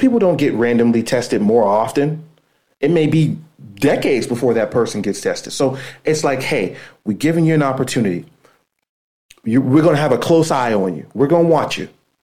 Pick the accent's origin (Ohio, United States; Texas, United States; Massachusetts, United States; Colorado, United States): Ohio, United States; Youngstown; moved away as an adult; now in Pittsburgh, United States; I grew up in Youngstown, Ohio.